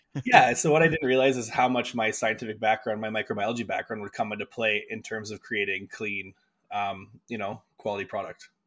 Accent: Winnipeg, Manitoba, Canada; moved away as an adult; now in Calgary, Canada; I came from Winnipeg, and my folks lived in rural Manitoba, just outside of Winnipeg

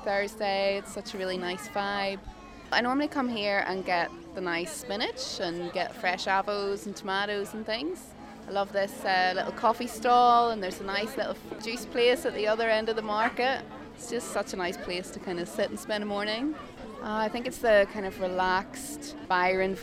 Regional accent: Northern Ireland, United Kingdom; moved away; I'm from Northern Ireland

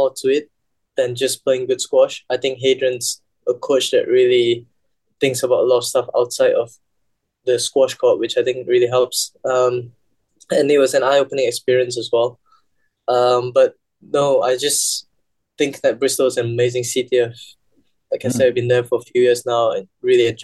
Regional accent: Malaysia; being the Malaysian number one back home

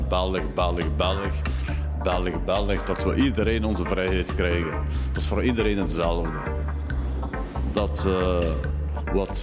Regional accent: Morocco; now in Belgium; Ik ben ook Marokkaan

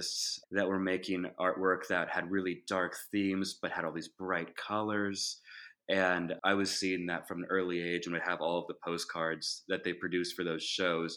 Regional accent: Kansas City, Missouri, United States; now in St. Louis, United States; I'm from Kansas City on the Missouri side, and both of my parents were artists when I was a kid

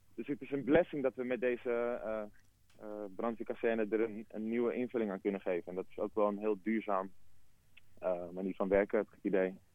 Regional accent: Amsterdam, North Holland, Netherlands; ik ben zelf geboren in Rijgersbos. Dus de, de, connectie die ik heb met de buurt is, eh, een hele organische

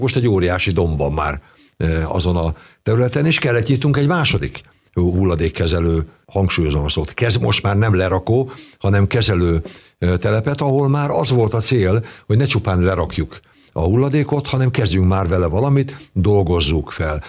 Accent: Nemesvid, Somogy, Hungary; also born or lived in Keszthely; now in Kaposvár, Hungary; nagymamánál nőttem fel, Szent Iván pusztán, Nemesvidon

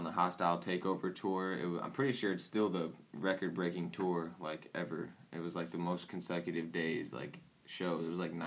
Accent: Peoria, Illinois, United States; we're from Peoria

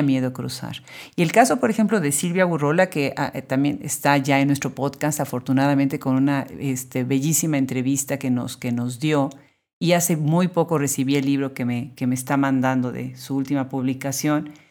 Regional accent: Puebla, Mexico; somos los que nacimos en Puebla

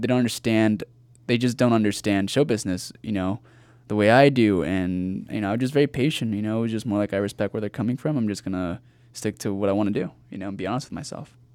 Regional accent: Rancho Cucamonga, California, United States; also born or lived in La Puente, California; I grew up in Rancho Cucamonga, California

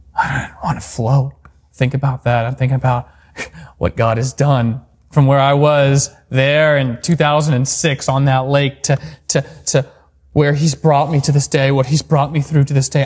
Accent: Alaska, United States; moved away as an adult; I'm back in my home state of Alaska.

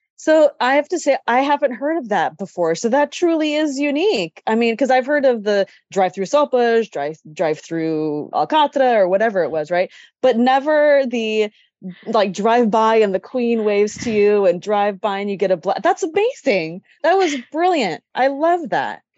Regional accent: Sacramento, California, United States; that I grew up in Sacramento

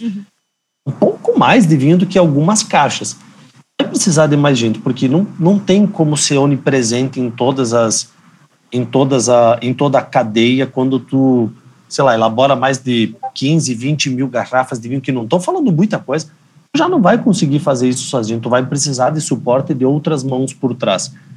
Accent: Bento Gonçalves, Rio Grande do Sul, Brazil; eu sou natural de Bento Gonçalves. Eu sou da terra da uva e do vinho

